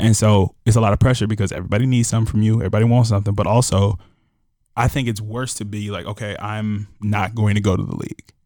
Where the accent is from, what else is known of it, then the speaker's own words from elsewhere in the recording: Chicago, Illinois, United States; as a Chicagoan